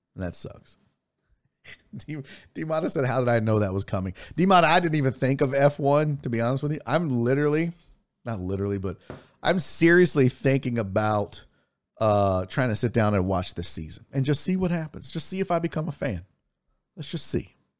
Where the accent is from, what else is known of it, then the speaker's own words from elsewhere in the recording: Houston, Texas, United States; also born or lived in Spring, Texas; Houston, Texas. Born and raised